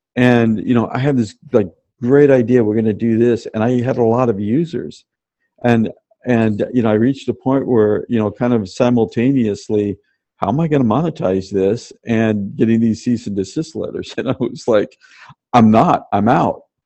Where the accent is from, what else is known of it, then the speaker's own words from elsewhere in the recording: Tacoma, Washington, United States; I grew up in Tacoma, Washington, uh, uh, south of Seattle.